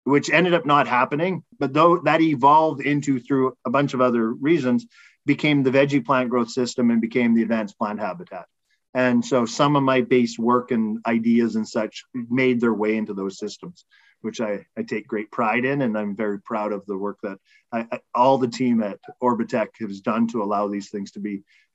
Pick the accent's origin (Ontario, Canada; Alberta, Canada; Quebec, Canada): Alberta, Canada; a small town outside of Edmonton; moved away as an adult; now in Montreal, Canada; I grew up in a small town outside of Edmonton in Alberta.